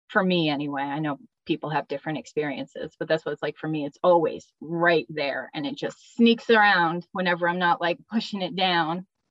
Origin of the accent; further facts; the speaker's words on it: New England, United States; I grew up in New England with two sisters and a brother